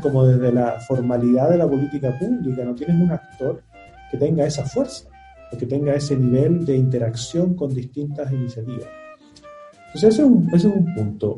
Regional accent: Antofagasta, Chile; moved away; Yo nací en Antofagasta

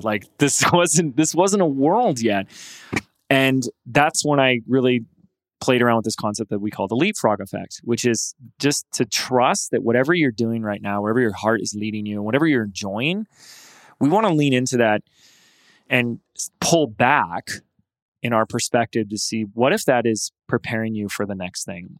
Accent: Laguna Beach, California, United States; Laguna Beach, my hometown, California

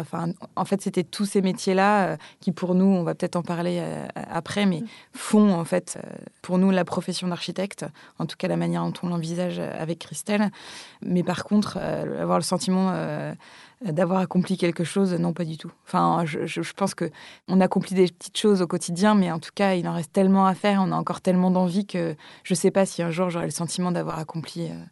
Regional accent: Gulf of Morbihan, Brittany, France; j'ai grandi, euh, j'ai grandi euh, en Bretagne au bord de la mer, dans un tout petit village un peu perdu au fond du golfe du Morbihan.

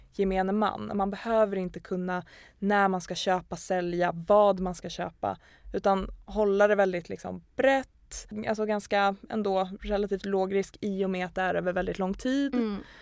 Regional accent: Gävle, Gävleborg County, Sweden; Vi kommer från Gävle båda två

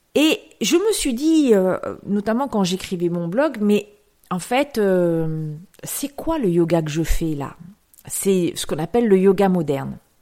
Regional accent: France; also born or lived in Aix-en-Provence; Je suis née en France. J'ai des parents français. J'ai des parents qui ont vécu à la campagne et j'ai vécu très longtemps à la campagne

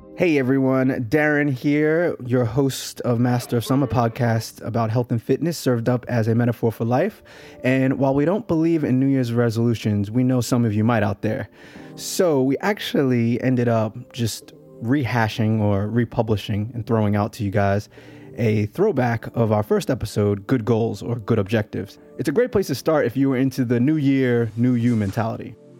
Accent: United States; I'm obviously American

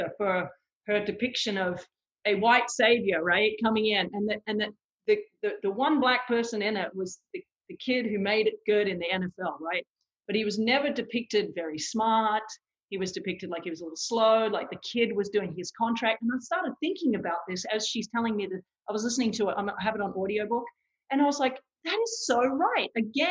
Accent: Australia; now in United States; I grew up in Australia

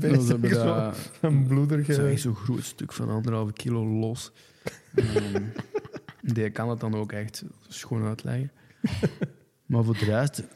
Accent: Flanders, Belgium; accent: Antwerp; moved away as an adult; en, en ik zei weg van als ik 18 was, hè, het was Vlaanderen.

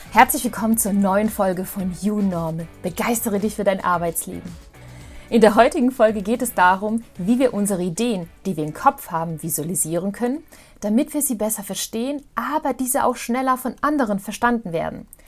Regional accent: Mostar, Bosnia & Herzegovina; now in Germany; in Mostar, in Bosnien-Herzegowina, da wo ich auch ursprünglich herkomme

